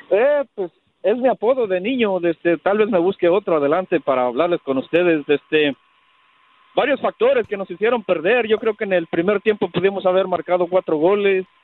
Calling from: Austin, Texas, United States; Buenos días, Rafa. … de Austin, Texas.

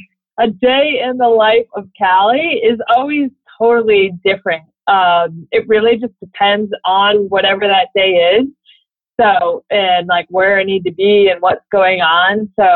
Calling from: Connecticut, United States; I am calling you from Connecticut.

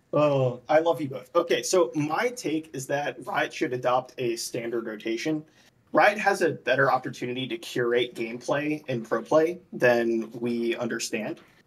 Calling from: Charlotte, North Carolina, United States; I'm calling from Charlotte, North Carolina

